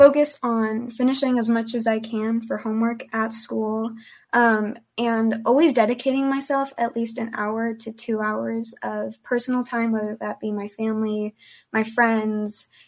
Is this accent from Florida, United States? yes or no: no; Hesperia, California, United States; first language Spanish; English is a second language; I'm from Hesperia, California